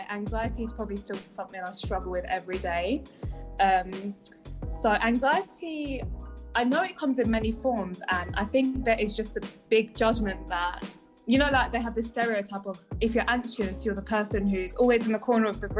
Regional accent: South East England, United Kingdom; I'm 22 years old, and as mentioned before, I am a PT from Kent.

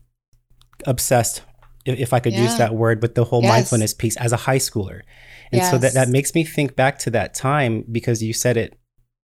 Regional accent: Bay Area, California, United States; moved away as an adult; I am originally from the Bay Area.

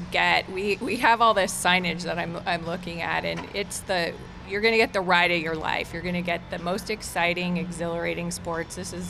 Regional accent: Colorado, United States; moved away as an adult; also born or lived in Boulder, Colorado; now in Nashville, United States; I was born and raised in Colorado, so definitely a Colorado person, which spent a lot of time outside, camping, hiking, skiing, do all the Colorado things.

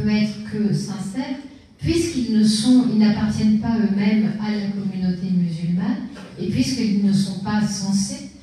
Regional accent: France; chez nous en France

